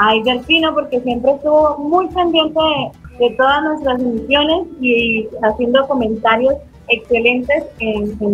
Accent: San Andrés, Santander, Colombia; moved away; para nosotros en San Andrés Santander, de donde yo soy

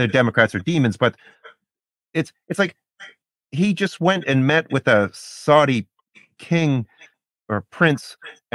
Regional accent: Canada; I'm not an American, I'm Canadian

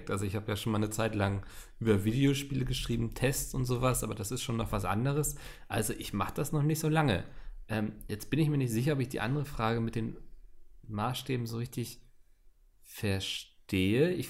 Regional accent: Austria; In Sachen Mobilität kann ich mich als Österreicher generell aufregen.

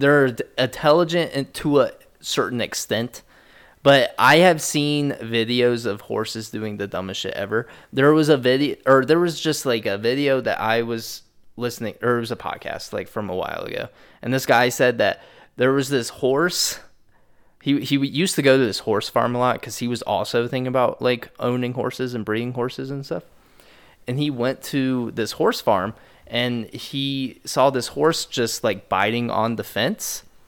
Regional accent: Midwest, United States; Growing up in the Midwest

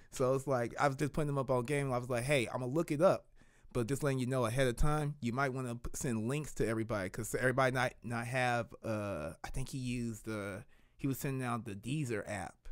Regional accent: Kansas City, Missouri, United States; I grew up in the twenties. Like, off of, uh, before they called it, uh, Martin Luther King Drive and everything, where it's actually still the Paseo

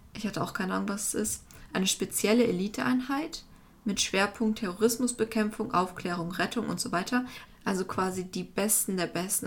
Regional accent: Germany; also als Deutscher

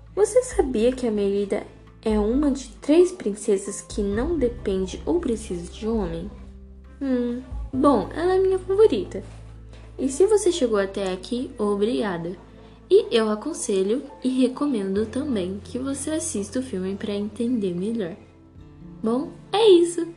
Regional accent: Colorado, Paraná, Brazil; sou do Paraná, Colorado, Brasil

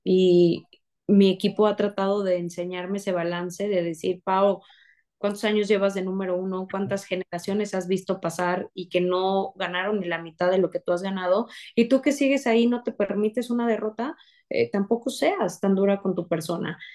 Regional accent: San Luis Potosí, Mexico; yo soy de San Luis Potosí

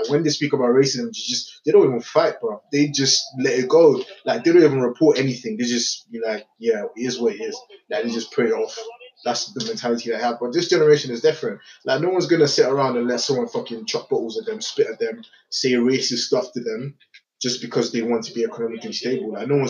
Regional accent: Nigeria; I'm a Nigerian first and foremost.

